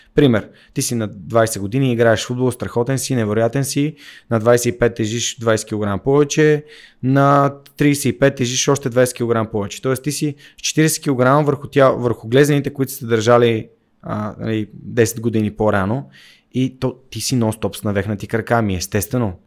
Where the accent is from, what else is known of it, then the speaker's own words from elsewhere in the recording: Sofia, Sofia City, Bulgaria; аз съм наполовина от Горна Оряховица, макар че съм роден в София.